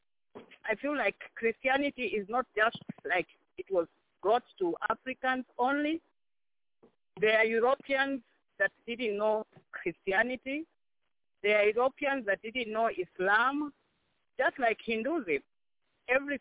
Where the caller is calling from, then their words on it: South Bend, Indiana, United States; I'm calling from Indiana, South Bend